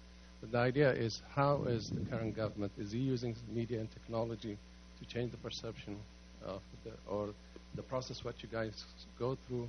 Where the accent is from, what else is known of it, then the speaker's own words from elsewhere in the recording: Ethiopia; moved away; I'm from Ethiopia.